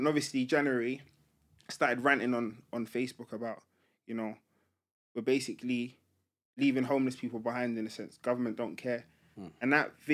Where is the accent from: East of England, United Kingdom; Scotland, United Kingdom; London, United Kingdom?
London, United Kingdom; I grew up in Tottenham.